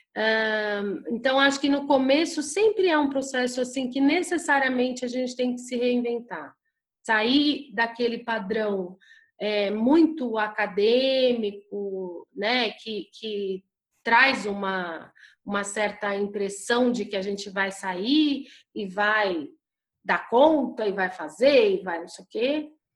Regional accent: São Paulo, Brazil; eu sou de São Paulo

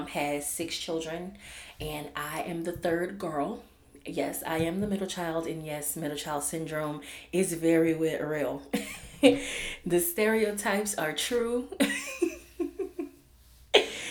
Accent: New Orleans, Louisiana, United States; Growing up in New Orleans

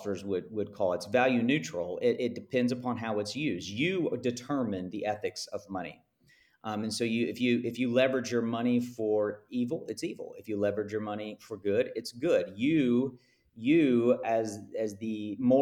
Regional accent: United States; I'm speaking as an American here who swims in circles of high, high wealth

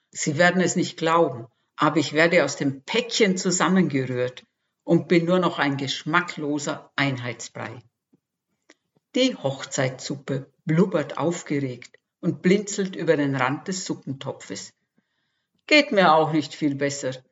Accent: Austria; Geboren und aufgewachsen bin ich in Österreich. Nach einigen Bürojahren im In- und Ausland hat es mich der Liebe wegen nach Franken verschlagen.

